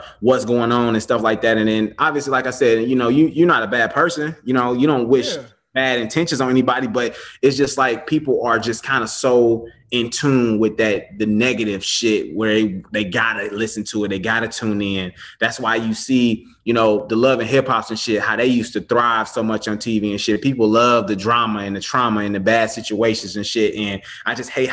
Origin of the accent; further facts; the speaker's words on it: Chicago, Illinois, United States; I grew up in Chicago. I went to Morgan Park High School.